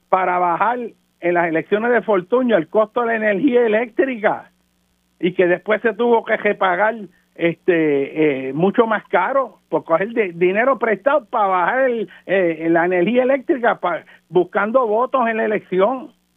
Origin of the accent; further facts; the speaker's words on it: Puerto Rico; nosotros como puertorriqueños